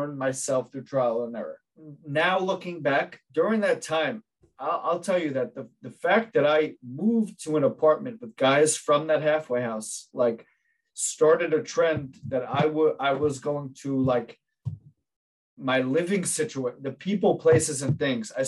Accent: New Jersey, United States; I grew up in New Jersey

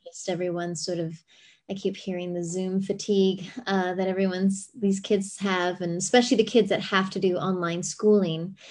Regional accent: Cayman Islands; also born or lived in La Jolla, California; now in San Diego, United States; I grew up in the Cayman Islands and my dad's Lebanese

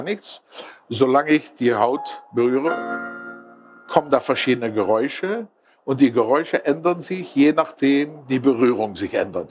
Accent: Netherlands; Ich bin Holländer, Niederländer

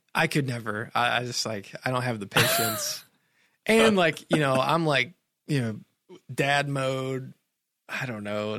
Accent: Sparta, Tennessee, United States; I grew up in Sparta, Tennessee

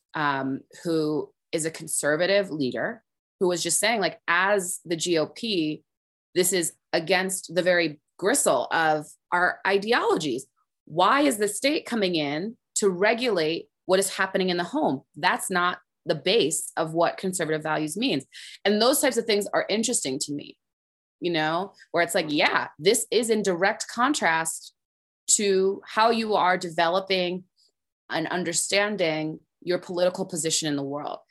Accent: Orange, New Jersey, United States; I grew up in New Jersey, as I was saying, I grew up on Sterling Avenue

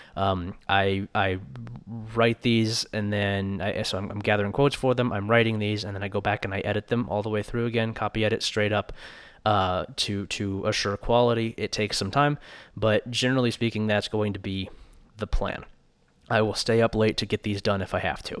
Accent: Columbus, Ohio, United States; moved away as an adult; now in Logan, United States; I grew up in Columbus, Ohio, and lived there until May when I moved out here to Logan

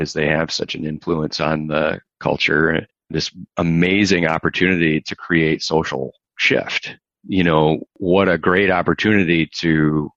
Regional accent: Michigan, United States; you and I come from Michigan, huge auto country

